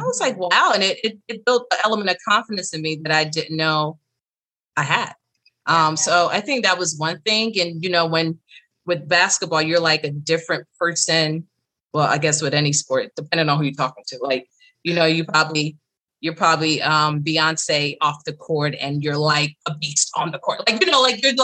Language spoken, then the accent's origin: English; New Jersey, United States; I was raised in Jersey and I'm the second of four. But, you know, for me, just growing up in Jersey was great